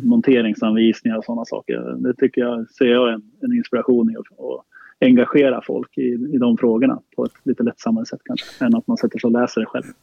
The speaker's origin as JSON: {"language": "Swedish", "town": "Sala", "region": "Västmanland", "country": "Sweden", "tie": "born or raised there", "said": "Jag är uppvuxen i Sala, ja. Eh, strax utanför Västerås."}